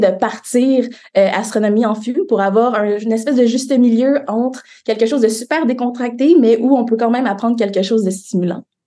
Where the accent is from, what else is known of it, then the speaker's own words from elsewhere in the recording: Montreal, Quebec, Canada; J'ai grandi à Montréal